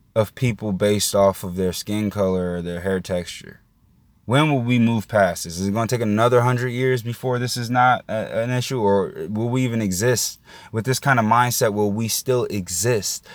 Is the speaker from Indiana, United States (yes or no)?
yes; Indiana, United States; now in Florida, United States; I'm from Indiana.